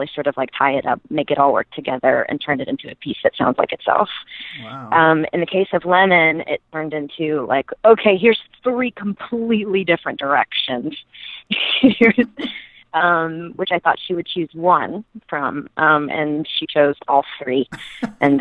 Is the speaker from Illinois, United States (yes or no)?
no; Mississippi, United States; I grew up in Mississippi